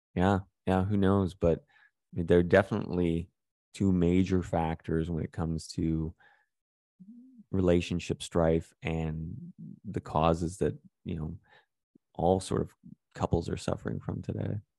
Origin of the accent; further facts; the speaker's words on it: Calgary, Alberta, Canada; growing up in Calgary